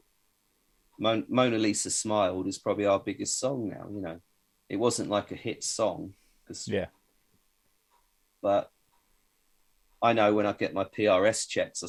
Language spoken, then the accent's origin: English; Bedford, East of England, United Kingdom; I'm from Bedford